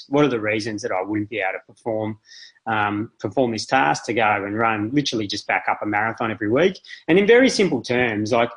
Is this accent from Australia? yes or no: yes; Melbourne, Victoria, Australia; I'm from Melbourne.